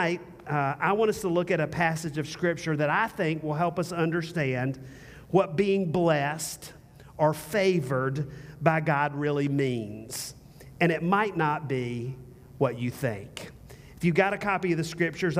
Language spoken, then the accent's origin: English; the South, United States; also born or lived in North Carolina; now in Austin, United States; I'm from the South